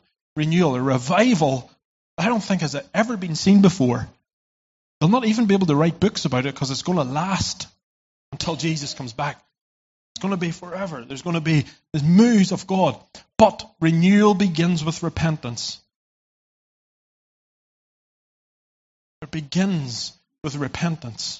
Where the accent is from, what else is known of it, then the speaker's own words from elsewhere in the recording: Ireland; I come from Ireland